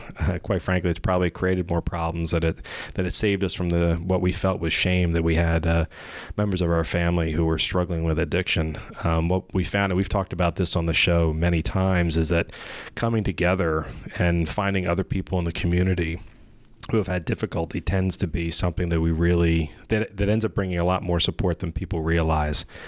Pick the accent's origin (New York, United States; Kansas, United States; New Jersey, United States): New Jersey, United States; Gloucester County; also born or lived in Elmer, New Jersey; I was born in Elmer, New Jersey, and then quickly moved to Gloucester County